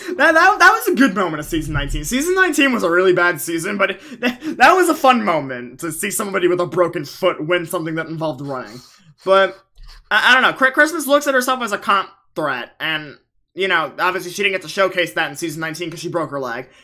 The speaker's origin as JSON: {"language": "English", "area": "Long Island", "region": "New York", "country": "United States", "said": "I am from Long Island."}